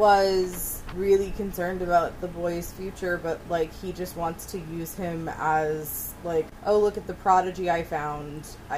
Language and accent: English; Boston, Massachusetts, United States; accent: Boston (not thick); it's not even our accent, because we don't really have that thick Boston accent, but we know people who do. We're related to people who do.